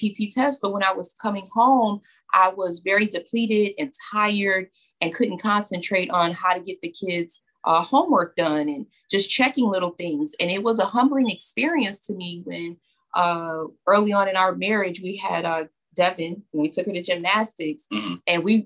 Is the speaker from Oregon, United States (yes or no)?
no; New York, United States; I'm from New York.